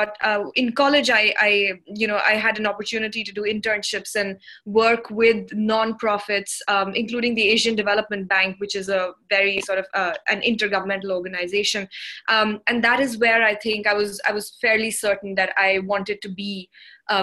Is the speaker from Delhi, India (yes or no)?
yes; New Delhi, Delhi, India; also born or lived in South Sudan / Netherlands / United Kingdom; I'm from India. I was born here and I went to school here